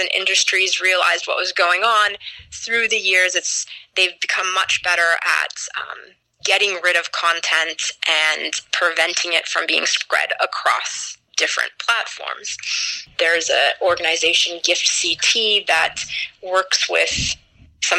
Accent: United States; I'm an American citizen. I've lived overseas as well, but I've spent most of my life in the States

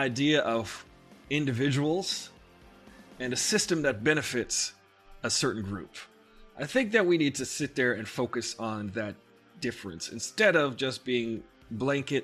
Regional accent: New York, United States; I'm from New York

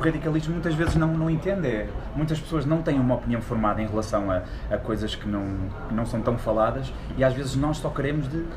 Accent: Portugal; quando eu nasci havia miséria em Portugal há 30 anos

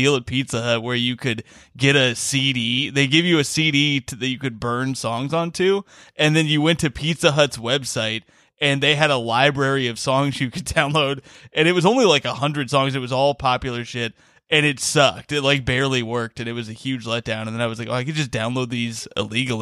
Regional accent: Bloomington, Indiana, United States; We had B97 in Bloomington. I'm from Bloomington, Indiana

